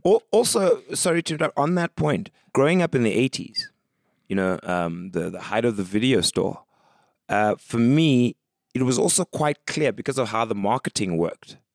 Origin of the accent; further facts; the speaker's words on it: East London, Eastern Cape, South Africa; also born or lived in Mdantsane, Ciskei; grew up in the Eastern Cape, East London primarily